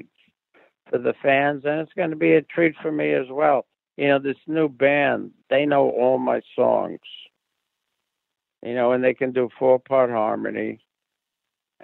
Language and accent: English; New York City, New York, United States; I'm from the Bronx